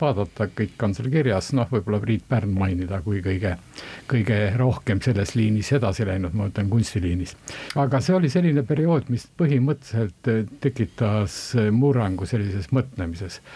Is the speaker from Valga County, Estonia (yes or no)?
yes; Valga County, Estonia; moved away as an adult; also born or lived in Tartu; pärit olen ma Valgamaalt, eh, Valga keskkooli lõpetasin